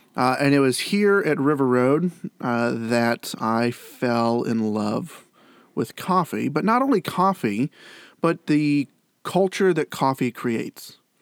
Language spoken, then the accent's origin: English; Granville, Ohio, United States; I grew up in Granville, Ohio